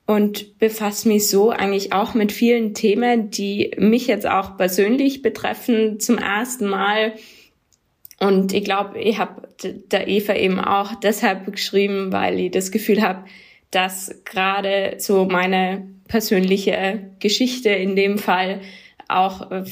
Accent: Tyrol, Austria; Genau, ich komme aus Tirol ursprünglich, aber in Tirol wird mir immer wieder gesagt, dass ich eigentlich Deutsche bin

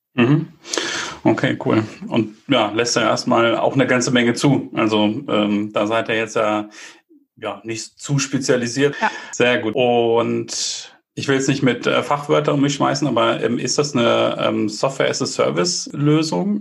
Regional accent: Bielefeld, North Rhine-Westphalia, Germany; also born or lived in Munich; als äh, Bielefelder

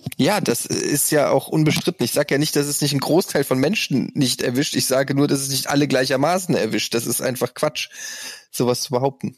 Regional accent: Frankfurt, Hesse, Germany; bei uns in Frankfurt gab es den Holzhausen-Park, da habe ich in der Nähe gewohnt

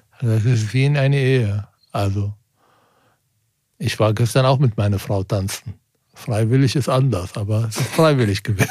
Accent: Germany; als Deutscher

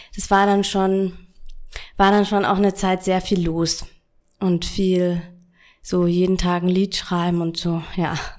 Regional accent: Bavaria, Germany; Und wo ich 13 war, äh, ich stamme aus Bayern

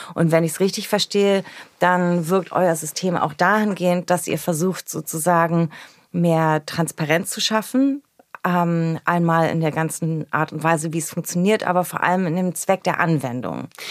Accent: Berlin, Germany; born or raised there

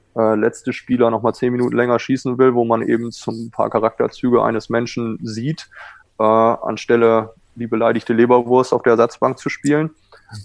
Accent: Germany; accent: German; moved away as an adult; now in California, United States; mein deutscher Akzent

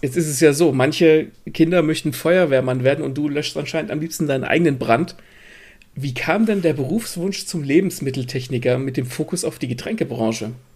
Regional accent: Gelnhausen, Hesse, Germany; moved away; Das ist ungefähr die Ecke, wo ich ursprünglich herkomme

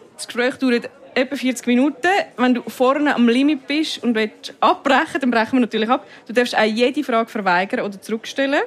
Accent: Dietikon, Zurich, Switzerland; moved away; Und ich komme aus Dietik. Ich bin dort aufgewachsen, mein Bürgerort, mein Heimatort, alles, alles ist Dietik

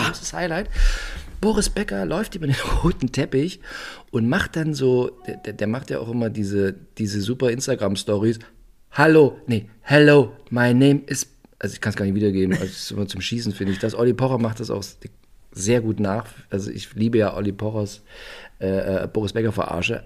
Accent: East Germany, Germany; Bei uns in der DDR auf dem Dorf

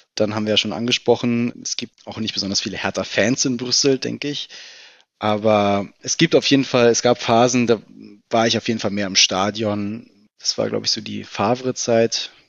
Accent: Berlin, Germany; ich bin Berliner, bin im äh, Südwesten Berlins aufgewachsen, in Steglitz-Lichterfelde

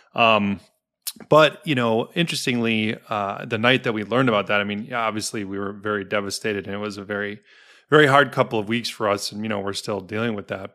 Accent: Milwaukee, Wisconsin, United States; also born or lived in Denver; now in Chicago, United States; I'm from Milwaukee

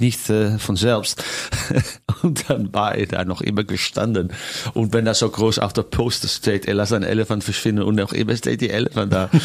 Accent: Netherlands; German is a second language; moved away as an adult; also born or lived in Las Vegas, United States / Germany; nach meiner Heimat äh, Holland

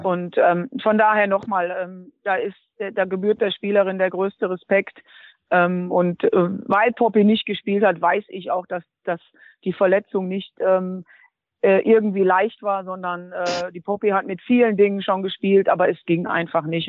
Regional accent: Duisburg, North Rhine-Westphalia, Germany; Duisburg wird immer meine Heimat bleiben

